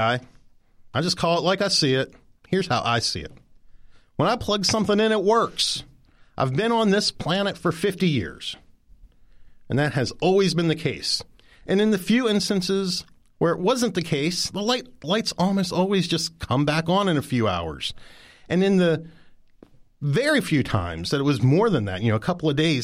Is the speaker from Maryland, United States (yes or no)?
yes; Mount Savage, Maryland, United States; I'm, by the way, from Mount Savage, Maryland